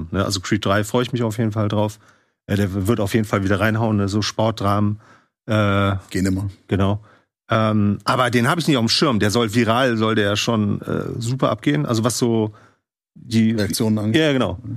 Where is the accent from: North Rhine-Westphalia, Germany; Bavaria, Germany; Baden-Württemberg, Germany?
North Rhine-Westphalia, Germany; the Bonn region; born or raised there